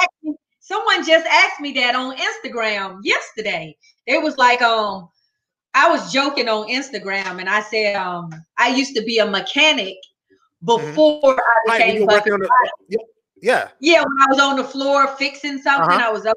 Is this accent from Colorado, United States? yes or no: no; Athens, Georgia, United States; Athens, Georgia.